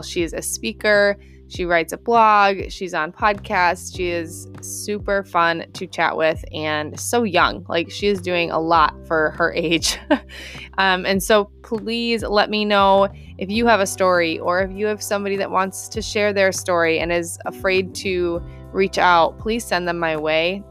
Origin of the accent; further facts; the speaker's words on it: Minnesota, United States; I just love meeting fellow Minnesotans